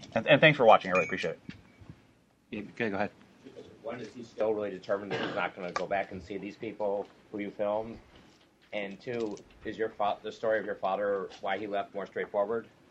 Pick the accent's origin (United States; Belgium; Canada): Canada; first language English; I'm originally from Canada. My first language is English